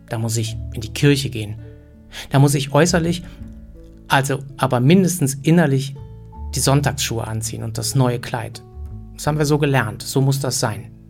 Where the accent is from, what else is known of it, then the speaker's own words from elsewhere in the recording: Germany; Ich meine, als Deutscher und Schweizer muss ich ja andauernd entscheiden, wer in was besser ist.